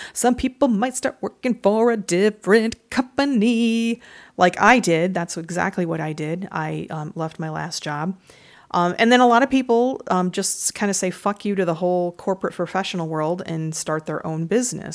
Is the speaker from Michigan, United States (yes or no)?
yes; Michigan, United States; I'm from Michigan